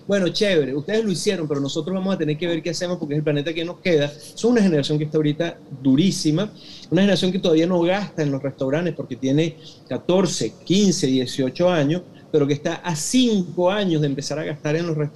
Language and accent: Spanish; Venezuela; Yo, aunque sea venezolano, porque claro, madre hindú, todo el cuento, pero soy venezolano. Es decir, yo me crié chiquitito comiendo, te lo juro, no, es mentira, eh, arepa de chigüire porque mi papá hacía arepa de chigüire los fines de semana, mi papá es llanero.